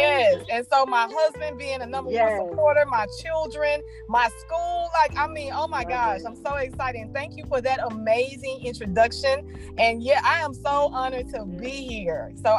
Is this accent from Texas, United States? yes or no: yes; Houston, Texas, United States; now in Port Arthur, United States; I'm originally from Houston, Texas.